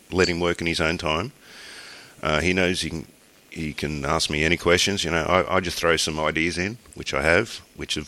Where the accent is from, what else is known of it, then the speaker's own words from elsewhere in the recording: Australia; I'm Australian